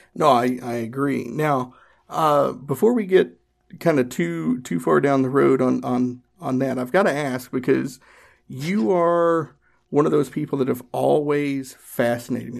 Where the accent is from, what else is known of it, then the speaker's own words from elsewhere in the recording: Northeast Tennessee, United States; I grew up in Northeast Tennessee. I grew up in the Appalachian Mountains.